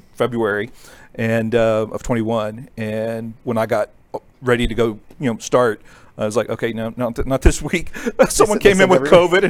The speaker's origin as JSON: {"language": "English", "region": "Ohio", "country": "United States", "tie": "born or raised there", "moved": "as an adult", "lives_now": "Wylie, Texas, United States", "said": "I was born in Ohio and raised in Ohio"}